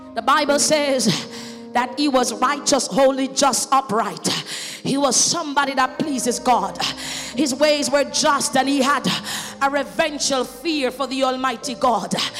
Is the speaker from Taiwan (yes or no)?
no; Jamaica; I was growing up in Jamaica